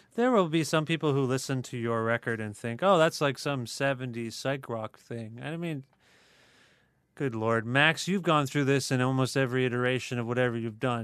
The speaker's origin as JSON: {"language": "English", "town": "Cambridge", "region": "Ontario", "country": "Canada", "tie": "born or raised there", "said": "I grew up in Cambridge"}